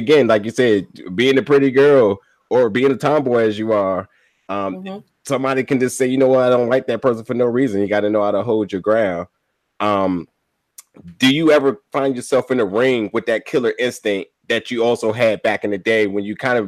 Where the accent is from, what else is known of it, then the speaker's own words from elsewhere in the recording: New Jersey, United States; I'm from New Jersey.